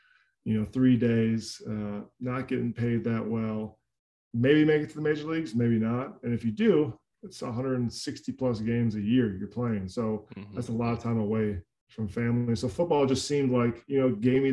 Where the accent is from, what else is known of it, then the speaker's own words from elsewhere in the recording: Cold Spring, Minnesota, United States; I grew up in Minnesota in a very small town called Cold Spring, less than 3,000 people